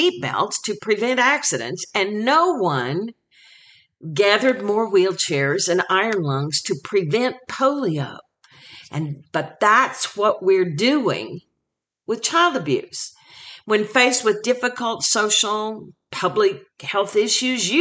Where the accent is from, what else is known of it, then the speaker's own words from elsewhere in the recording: Oklahoma, United States; my home state of Oklahoma